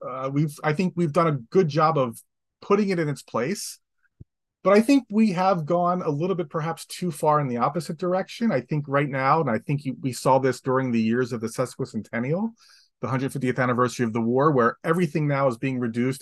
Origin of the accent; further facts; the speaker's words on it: Atlantic City, New Jersey, United States; I grew up in Atlantic City, New Jersey, five blocks from the beach